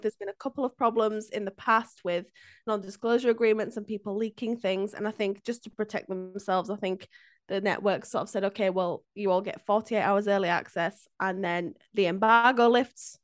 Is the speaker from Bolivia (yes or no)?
no; Yorkshire and the Humber, United Kingdom; a Brit, like, a, a Yorkshire lass